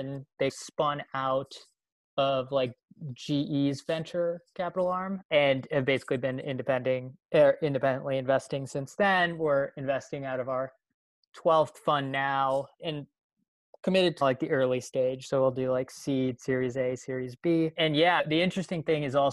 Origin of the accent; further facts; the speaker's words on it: Chicago, Illinois, United States; I grew up just outside Chicago, stayed pretty close by for college. I went to University of Illinois